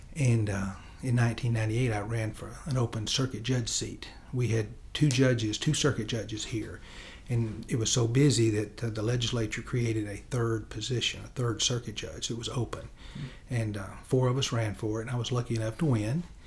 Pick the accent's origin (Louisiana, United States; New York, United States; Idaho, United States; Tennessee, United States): Tennessee, United States; Henderson; I grew up in Chester County.